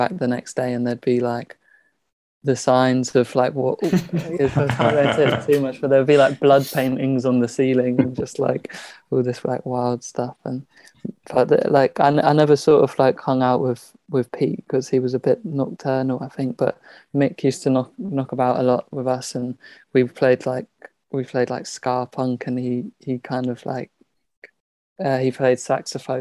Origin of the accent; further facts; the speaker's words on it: London, United Kingdom; I grew up in Southwest London